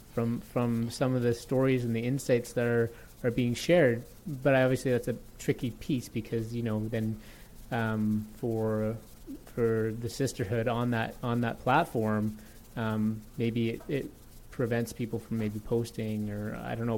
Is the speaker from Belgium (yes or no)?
no; Toronto, Ontario, Canada; I grew up in Toronto